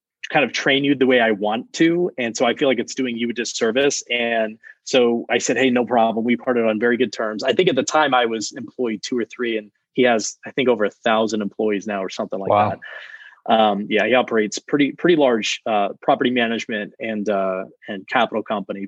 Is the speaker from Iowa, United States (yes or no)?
no; South Texas, United States; also born or lived in Maryland; now in Austin, United States; I grew up in South Texas, right along the border of Mexico. My father moved there from Maryland, actually, where I was born, but I moved pretty young